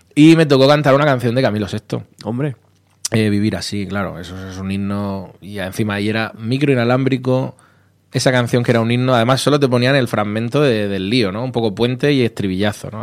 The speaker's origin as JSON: {"language": "Spanish", "area": "Vega Baja", "region": "Valencian Community", "country": "Spain", "moved": "yes", "lives_now": "Madrid, Spain", "said": "muy orgulloso de ser de donde soy, aunque ya casi llevo más años en Madrid, pero la Vega Baja siempre en el corazón"}